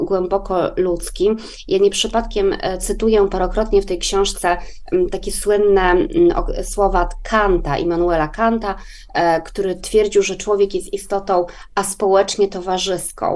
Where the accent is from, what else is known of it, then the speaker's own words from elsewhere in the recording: Poland; now in Sweden; Polska na przykład mojego dzieciństwa, czyli Polska lat 80. i 90.